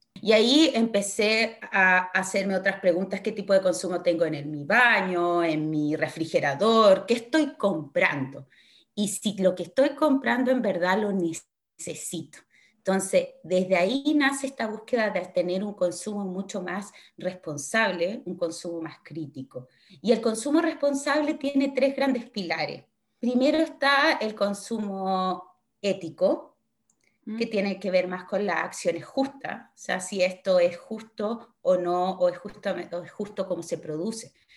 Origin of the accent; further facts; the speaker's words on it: Osorno, Los Lagos, Chile; moved away as an adult; now in Dublin, Ireland; yo soy chilena, soy osornina de corazón. Vivo hace ya un poco más de cuatro años en Dublín.